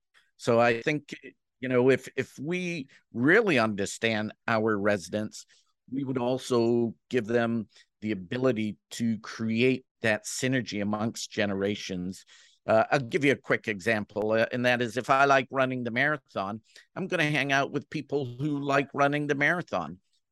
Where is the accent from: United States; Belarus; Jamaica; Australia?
Jamaica; now in Canada; You know, I'm Jamaican who lives in Canada, spends most of its time in the U.S. and has a British passport.